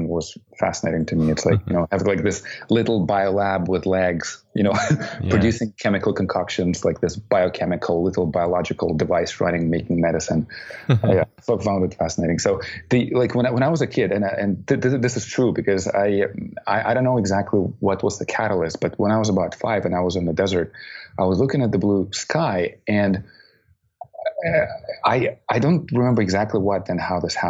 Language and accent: English; Baikonur, Kazakhstan; moved away; That's my hometown.